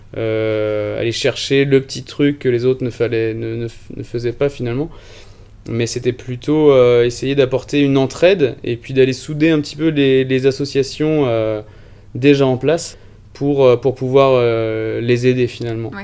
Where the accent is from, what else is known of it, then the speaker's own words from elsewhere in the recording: Vendée, Pays de la Loire, France; Je viens de Vendée, donc euh, j'étais toujours proche de la côte. J'ai passé beaucoup de temps proche de la mer, sur les rochers, à pêcher avec mon grand-père des tout petits